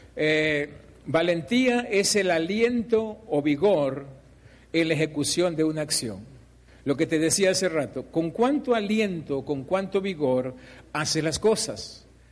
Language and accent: Spanish; Mexico; Nosotros como mexicanos